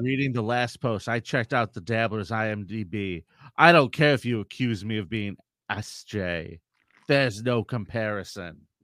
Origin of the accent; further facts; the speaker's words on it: San Diego, California, United States; I grew up in San Diego